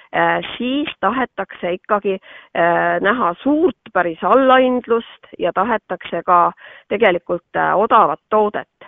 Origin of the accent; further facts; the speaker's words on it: Sulevi, Abkhazia, Georgia; now in Estonia; mina olen ise pärit tema poolt Kaukaasiast, Sulevi külast